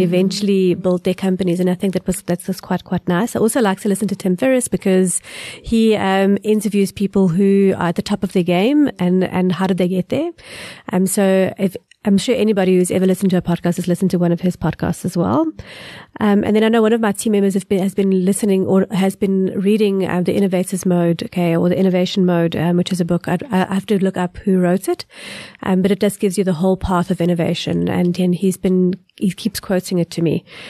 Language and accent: English; South Africa; we are from South Africa